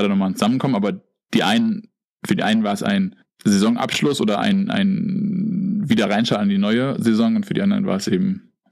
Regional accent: Bavaria, Germany; ich bin jetzt zumindest irgendwie auf dem Ausweis auch als Bayer ausgewiesen und ähm, wir sind jetzt hier wieder in Bayern

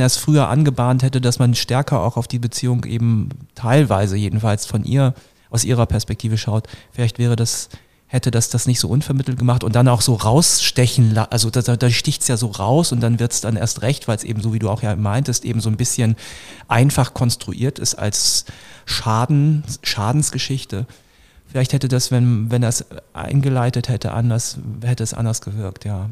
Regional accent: Northern Germany, Germany; ich komme auch aus Norddeutschland vom flachen Land

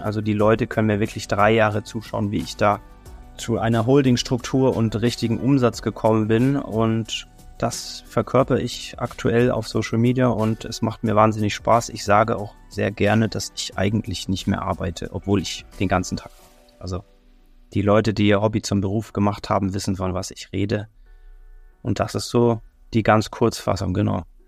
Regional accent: Kempten, Bavaria, Germany; moved away as an adult; also born or lived in Dubai; now in Mallorca, Spain; ich komme aus Kempten, das ist im tiefsten Alpen

